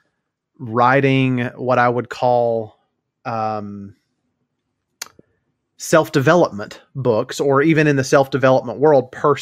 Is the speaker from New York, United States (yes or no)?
no; Tennessee, United States; growing up in Tennessee and having been a UT Vols fan for most of my life